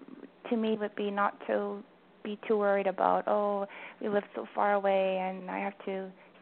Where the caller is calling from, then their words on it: Vancouver, British Columbia, Canada; Hi, James. This is … from Vancouver. Thanks for taking my call.